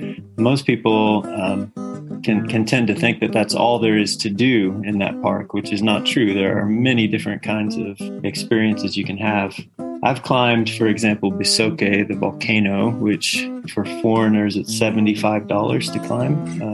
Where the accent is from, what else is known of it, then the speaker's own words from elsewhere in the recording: Indiana, United States; moved away as an adult; now in Rwanda; I grew up in Indiana in the United States, and if you've ever been to that part of the United States, it's really, really flat.